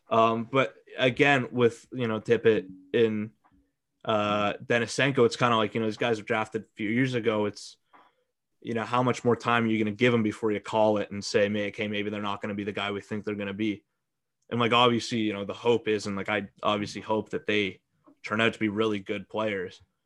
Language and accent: English; Calgary, Alberta, Canada; I grew up in Calgary.